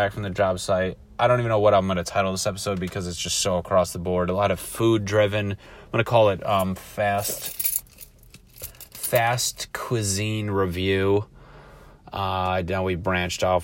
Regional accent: East Coast, United States; I grew up on the East Coast.

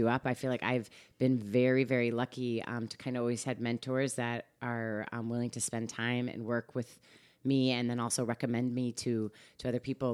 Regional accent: Guilford, Connecticut, United States; moved away as an adult; also born or lived in Chicago / Portland, Oregon / Seattle; now in Westport, United States; the East Coast is actually where I grew up. I'm from Guilford, Connecticut

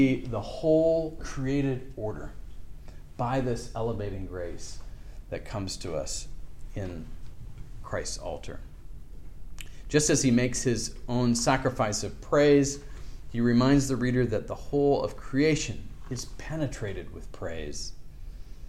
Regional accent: Seattle, Washington, United States; I grew up in Seattle, and part of my family was from Victoria, British Columbia

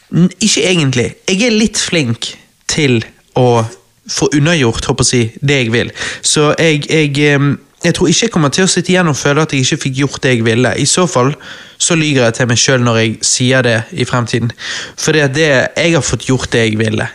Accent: Norway; jeg er en typisk norsk gutt

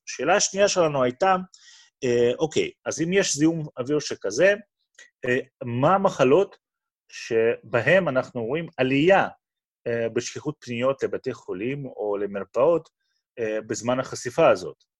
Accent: Moscow, Russia; Hebrew is a second language; moved away as an adult; also born or lived in Boston, United States; now in Beersheba, Israel; כמו שאתה מבין, מהמבטא, אני הגעתי לא מאזור מדברי, אני הגעתי ממוסקבה שברוסיה. בגיל 19 עליתי ארצה

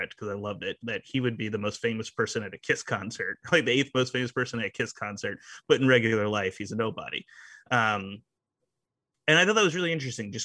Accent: New Orleans, Louisiana, United States; growing up in New Orleans

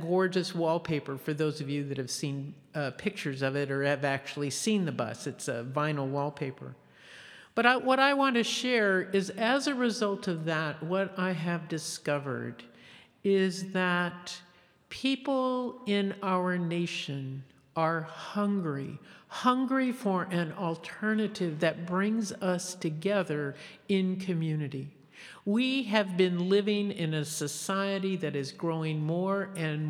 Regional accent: California, United States; I was from California.

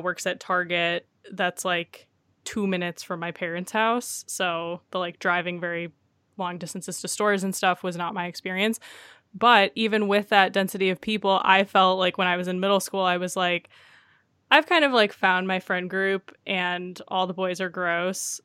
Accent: Detroit, Michigan, United States; I grew up in a suburb of Detroit, so it wa, I grew up in the Metro Detroit area

